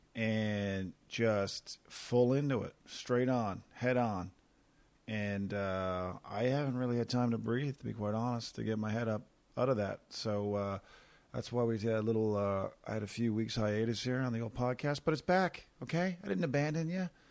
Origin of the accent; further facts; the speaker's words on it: Corner Brook, Newfoundland and Labrador, Canada; Corner Brook, my hometown